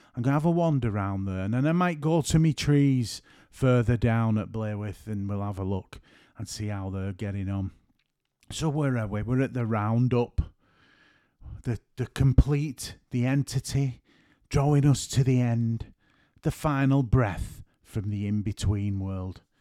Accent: St Helens, North West England, United Kingdom; I'm from Saint Helens.

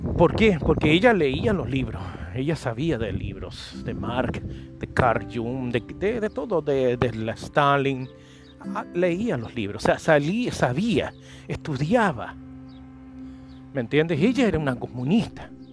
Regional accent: Chile; moved away as an adult; now in Paraguay; yo soy chileno, nací en Chile. Y, pero llevo más de 12, 11, 12, 12 años ya aquí en Paraguay

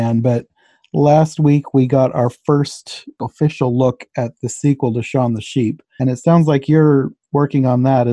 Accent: United States; I'm American

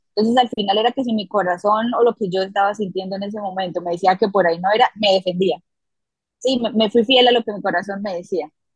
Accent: Bucaramanga, Santander, Colombia; Yo crecí en una familia muy bonita, eh, al norte de la ciudad en donde nací, en Bucaramanga, Santander

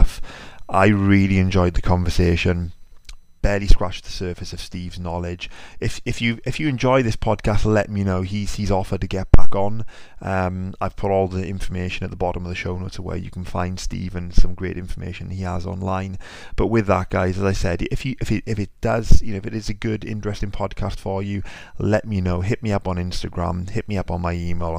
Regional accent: United Kingdom; even though I'm British

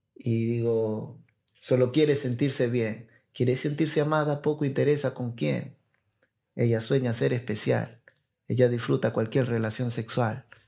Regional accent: Peru; also born or lived in La Molina, Lima; yo soy el de Perú

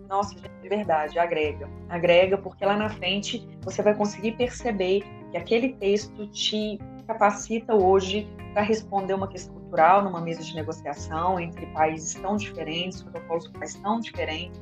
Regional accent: interior of Minas Gerais, Brazil; Eu sou do interior, aqui de Minas Gerais, minha cidade é uma cidade muito pequena

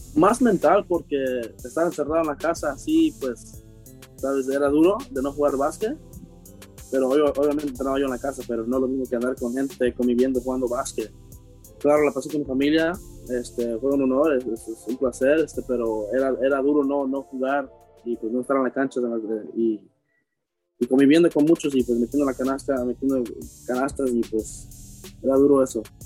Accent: New York, United States; siendo mexicano nacido en Nueva York

